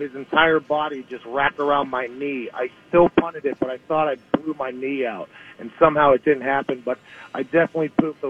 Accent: Pittsburgh, Pennsylvania, United States; Growing up in Pittsburgh

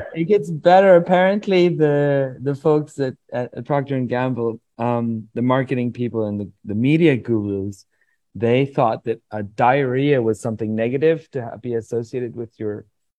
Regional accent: Iceland; also born or lived in California / Sweden; now in Colombia; I've lived in Sweden for most of my adult life. I'm from Iceland and California.

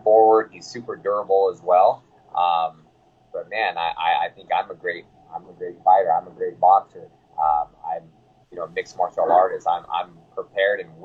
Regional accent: Sacramento, California, United States; I'm from Sacramento

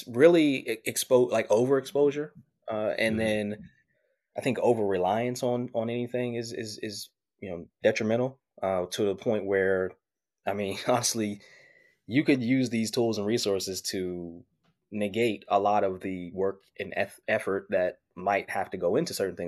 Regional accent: Pittsburgh, Pennsylvania, United States; I'm originally from Pittsburgh, Pennsylvania

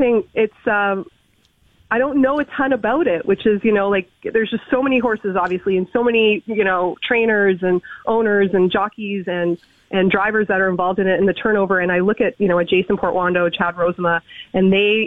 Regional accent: Toronto, Ontario, Canada; I was born and raised in Toronto

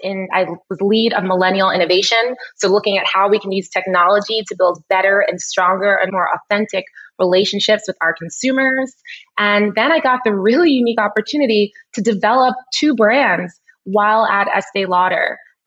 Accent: New York City, New York, United States; Born and raised in Brooklyn, New York. The daughter of Oswald Jacob, an immigrant from Trinidad. My mom is from New Jersey.

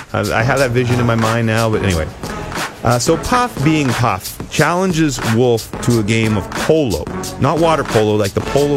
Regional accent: Ottawa, Ontario, Canada; In the nation's capital, my hometown.

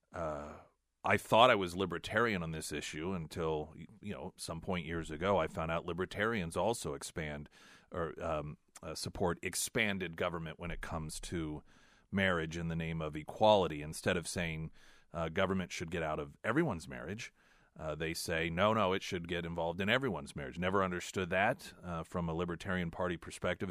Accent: United States; as an American

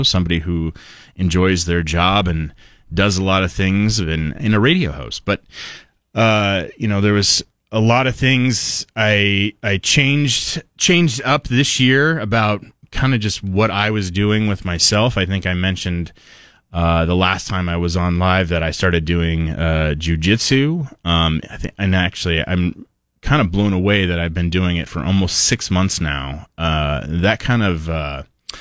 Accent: Oregon, United States; now in Idaho, United States; I'm from Oregon. My family all lives in Oregon.

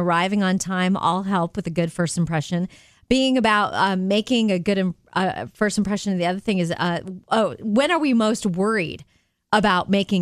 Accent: Jupiter, Florida, United States; moved away; my hometown of Jupiter, Florida

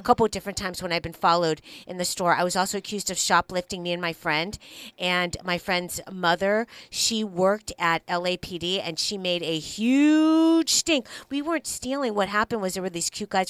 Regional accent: Los Angeles, California, United States; I'm not from East LA, but I'm definitely from the East Side

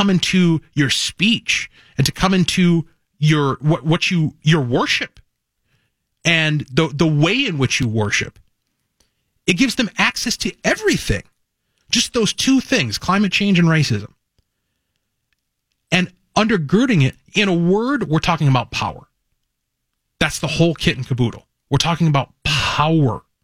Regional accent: Cottage Grove, Minnesota, United States; Cottage Grove, my hometown

